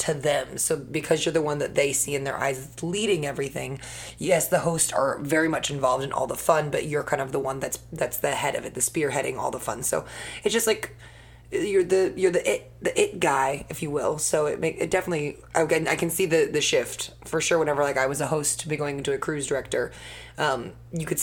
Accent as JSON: {"language": "English", "region": "England", "country": "United Kingdom", "said": "As an Englishman"}